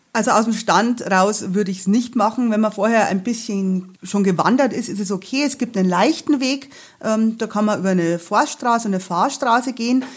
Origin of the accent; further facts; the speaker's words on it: Bavaria, Germany; accent: Bavarian; ich kann halt auch noch mehrer Dialekt reden